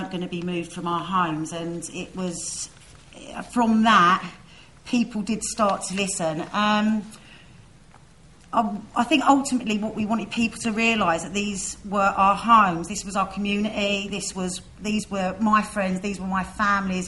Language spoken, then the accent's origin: English; London, United Kingdom; Myself and many others have had the privilege of being born and growing up on the estate.